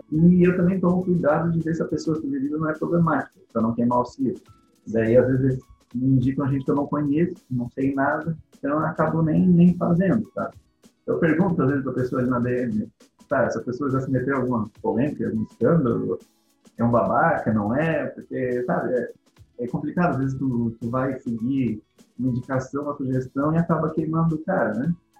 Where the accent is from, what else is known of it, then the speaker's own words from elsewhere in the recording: Laguna, Santa Catarina, Brazil; eu sou de Laguna, Santa Catarina